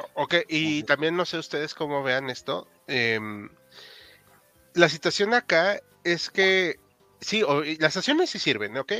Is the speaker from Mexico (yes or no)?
yes; Mexico; como mexicano